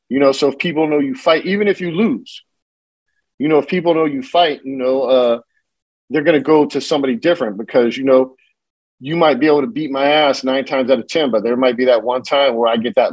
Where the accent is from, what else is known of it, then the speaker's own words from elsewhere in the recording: California, United States; also born or lived in Lemoore, California / San Diego, California / San Jose, California; I was born in Lemoore, California, which is a central coast between LA and San Diego. You know, I grew up in San Diego and I grew up in San Jose, you know, and I spent a lot of time in Northern California